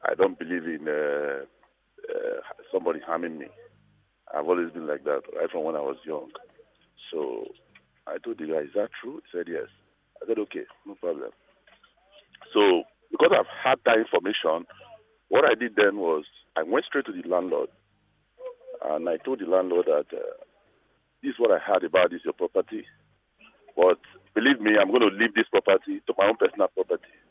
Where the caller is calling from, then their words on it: Lagos, Nigeria; Okay, I'm calling from Lagos.